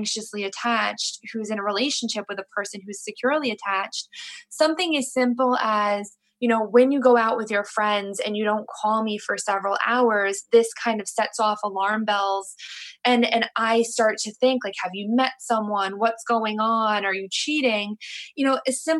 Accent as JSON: {"language": "English", "region": "New York", "country": "United States", "said": "I'm from New York, and we pretty much communicate, we pretty much travel and rely on, you know, the subway system"}